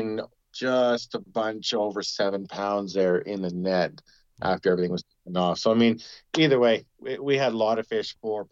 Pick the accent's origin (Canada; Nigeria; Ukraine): Canada; Prince George, British Columbia; also born or lived in Salmon Valley; where I grew up in Prince George, just a little, you know, north of where I live now in Salmon Valley